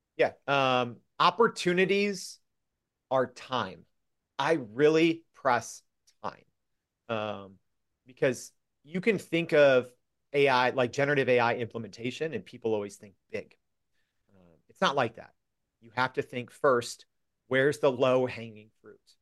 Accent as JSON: {"language": "English", "town": "Freeport", "region": "Illinois", "country": "United States", "tie": "born or raised there", "said": "my hometown paper called the Freeport Journal Standard"}